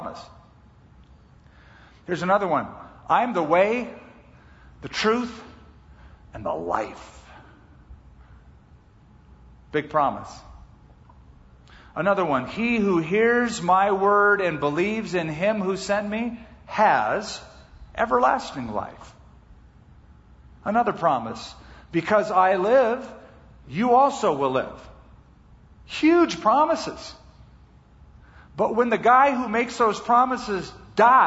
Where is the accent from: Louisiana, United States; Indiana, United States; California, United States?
California, United States; Los Angeles; I grew up around Los Angeles